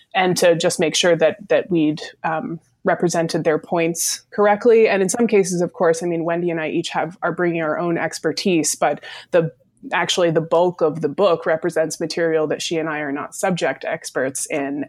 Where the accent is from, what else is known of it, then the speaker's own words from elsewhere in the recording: Vermont, United States; I am from Vermont originally